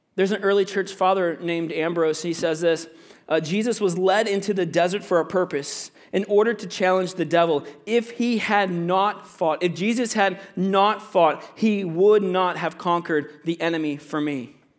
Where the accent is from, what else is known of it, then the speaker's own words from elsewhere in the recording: Florida, United States; moved away as an adult; also born or lived in Virginia; now in Canada; I'm from Virginia, right? But I grew up in Florida